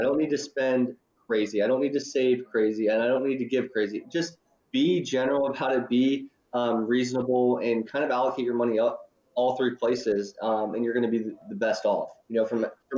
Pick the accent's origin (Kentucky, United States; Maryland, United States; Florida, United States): Kentucky, United States; Northern; also born or lived in Louisville, Kentucky; I grew up in Northern Kentucky, and I went down to the University of Louisville for college